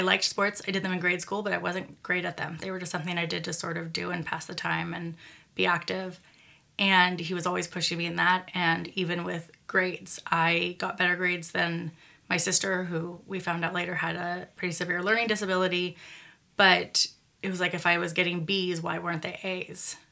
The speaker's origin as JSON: {"language": "English", "town": "Redwood City", "region": "California", "country": "United States", "tie": "born or raised there", "said": "where I grew up in Redwood City, and then where I moved"}